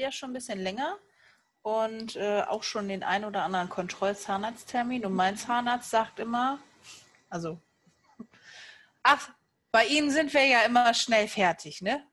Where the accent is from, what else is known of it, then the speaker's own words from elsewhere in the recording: Cologne, North Rhine-Westphalia, Germany; ich komme ja aus Köln